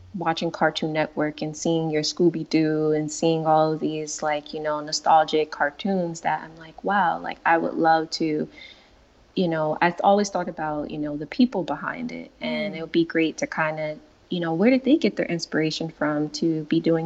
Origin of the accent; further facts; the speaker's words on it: Paterson, New Jersey, United States; I grew up in Paterson, New Jersey